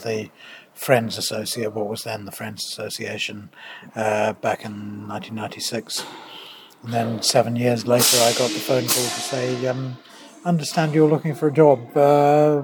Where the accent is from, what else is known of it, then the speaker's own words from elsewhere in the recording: New Zealand; moved away as an adult; also born or lived in Canterbury, New Zealand; now in United Kingdom; I am a New Zealander